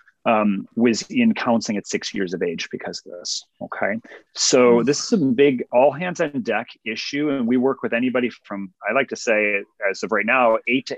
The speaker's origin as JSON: {"language": "English", "town": "Cleveland", "region": "Ohio", "country": "United States", "tie": "born or raised there", "moved": "yes", "lives_now": "Texas, United States", "said": "I originally was born and raised in Cleveland, Ohio"}